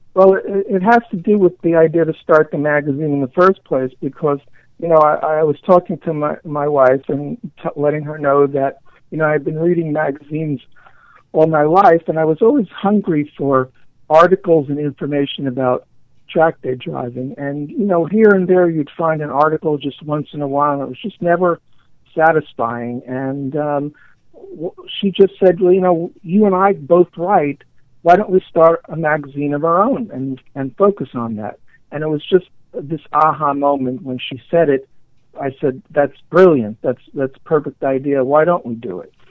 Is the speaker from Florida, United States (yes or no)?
no; New York City, New York, United States; born and raised in New York, New York, a child of the 60s and 70s